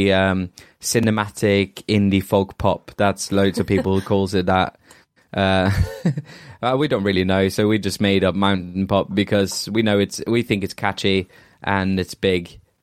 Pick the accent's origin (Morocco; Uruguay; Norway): Norway; now in Bristol, United Kingdom; I'm from Norway